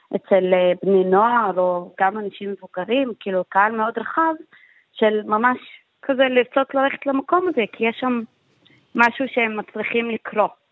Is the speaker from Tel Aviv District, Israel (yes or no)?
yes; Jaffa, Tel Aviv District, Israel